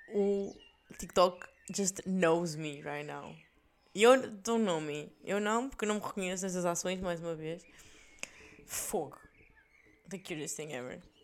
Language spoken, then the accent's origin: Portuguese; Portugal; now in Belgium; Nossa terra é Portugal